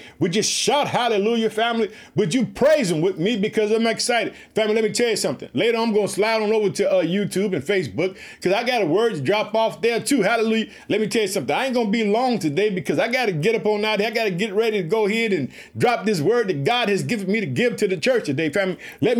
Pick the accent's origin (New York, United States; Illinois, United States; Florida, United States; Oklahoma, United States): Illinois, United States; born or raised there